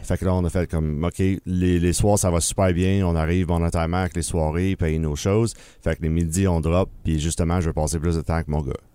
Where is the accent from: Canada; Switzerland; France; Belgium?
Canada; Bromont, Quebec; also born or lived in Sherbrooke; now in Granby, Canada; j'étais natif de Bromont